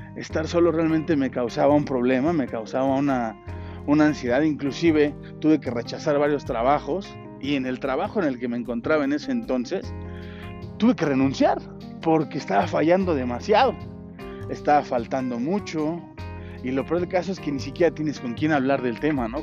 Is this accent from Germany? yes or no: no; Mexico City, Mexico; moved away as an adult; tuve que salir de la Ciudad de México, irme a otro estado de la República, un estado donde ya no tenía esa zona de confort, ya no tenía un hogar a donde regresar y resguardarme bajo las alas de mi padre o de mi madre